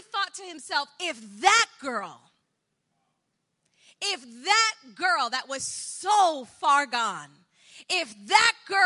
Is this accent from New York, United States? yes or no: yes; New York City, New York, United States; also born or lived in Colombia; now in Bronx, New York, United States; I grew up in Douglaston